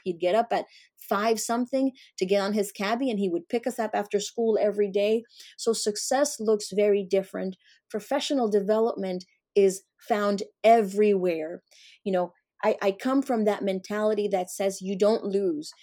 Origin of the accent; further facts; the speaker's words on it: Colombia; also born or lived in the Carolinas; now in United States; I came from South America, from Colombia. I grew up on a coffee farm, and I was raised by my grandmother